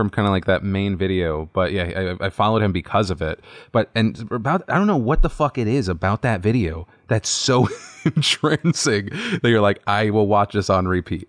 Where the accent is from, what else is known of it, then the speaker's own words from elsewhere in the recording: North Carolina, United States; Cause I remember like when I was growing up in North Carolina, if I wanted to dance